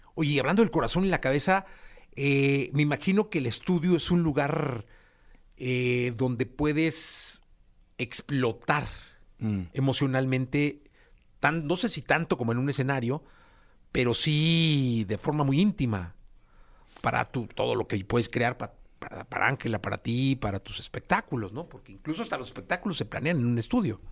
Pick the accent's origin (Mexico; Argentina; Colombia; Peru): Mexico; Guadalajara, Jalisco; moved away; somos, somos de Guadalajara